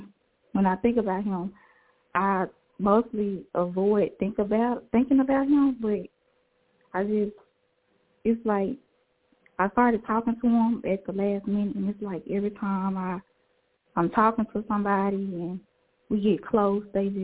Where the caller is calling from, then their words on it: Jackson, Tennessee, United States; I'm from Jackson, Tennessee.